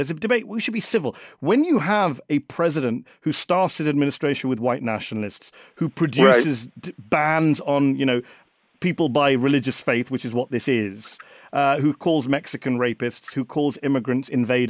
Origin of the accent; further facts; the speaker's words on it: United Kingdom; moved away as an adult; now in United States; I'm a British Muslim. Right. I moved here 3 years ago